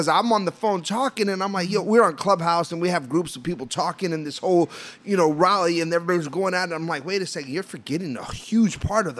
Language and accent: English; Puerto Rico; I'm Puerto Rican